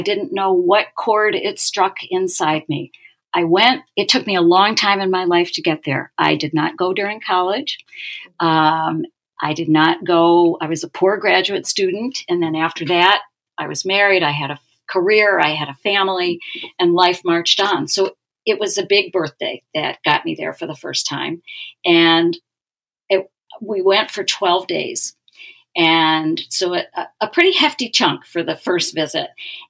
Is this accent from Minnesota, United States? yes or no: yes; Minneapolis, Minnesota, United States; I had developed a reputation in my hometown where I live, Minneapolis, as something of a local expert.